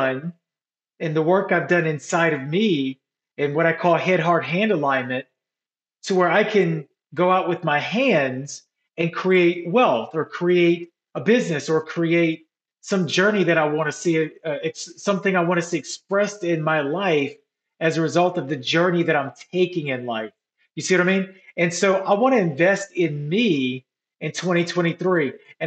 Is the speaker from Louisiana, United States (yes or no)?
yes; New Orleans, Louisiana, United States; moved away; my hometown of New Orleans